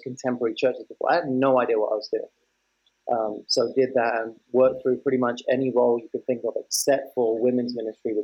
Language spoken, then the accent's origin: English; London, United Kingdom; I was born in 91 in a place called Tooting in South London. So I'm born and raised in London.